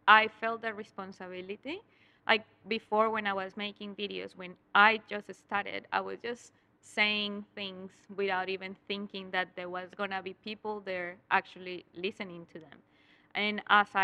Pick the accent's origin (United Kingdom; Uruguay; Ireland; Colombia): Colombia; English is a second language; moved away as an adult; now in Australia; I was studying my university back in Colombia. I was in seventh semester, and then in eighth semester, I had to make a project, and the project was in English. But I couldn't speak any English back then